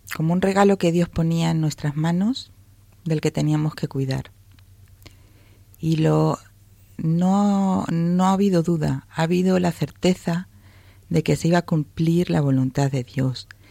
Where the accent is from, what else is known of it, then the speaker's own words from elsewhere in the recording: Spain; moved away; nosotros somos españoles